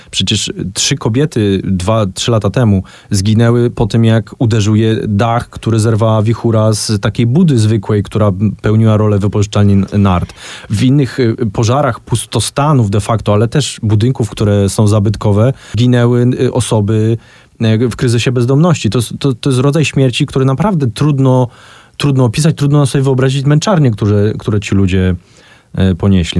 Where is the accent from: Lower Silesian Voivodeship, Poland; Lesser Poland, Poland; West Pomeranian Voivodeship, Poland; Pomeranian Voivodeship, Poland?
Lesser Poland, Poland; Kraków; jestem Krakusem e, i, i, za całe życie mieszkam w Krakowie